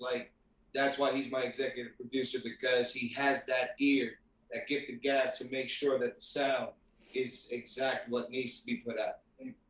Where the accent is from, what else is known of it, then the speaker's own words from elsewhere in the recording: New York City, New York, United States; now in Florida, United States; I grew up in New York City, uh, raised in uh, raised in Brooklyn, grew up in Queens